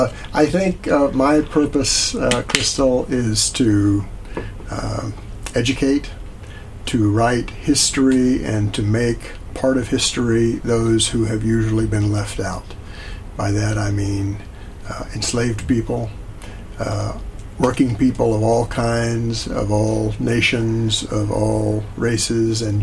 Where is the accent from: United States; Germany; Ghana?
United States; Richmond, Virginia; moved away as an adult; I was in the South. I grew up really in the Upper South